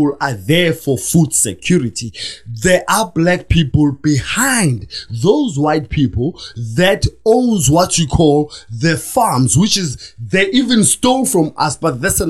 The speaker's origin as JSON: {"language": "English", "town": "Soweto", "region": "Gauteng", "country": "South Africa", "tie": "born or raised there", "said": "I was born in Soweto"}